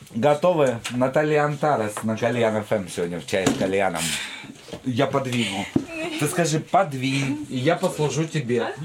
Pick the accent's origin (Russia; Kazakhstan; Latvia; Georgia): Kazakhstan; Jambyl Region; moved away; я сам из Казахстана, только из От... Южного, из Джамбульской области